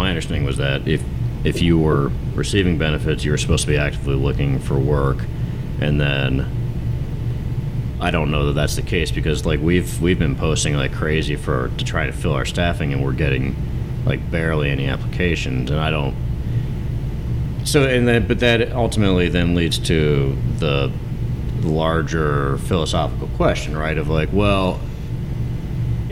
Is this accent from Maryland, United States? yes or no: no; Cincinnati, Ohio, United States; now in Chicago area, United States; where I grew up in Cincinnati